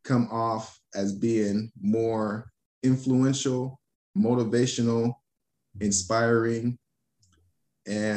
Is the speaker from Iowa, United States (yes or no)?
no; Miami, Florida, United States; moved away as an adult; also born or lived in Los Angeles / Arizona; Now I'm back to Miami